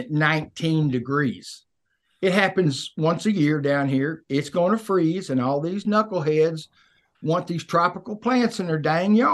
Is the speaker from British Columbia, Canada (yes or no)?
yes; British Columbia, Canada; we're both from, Beast.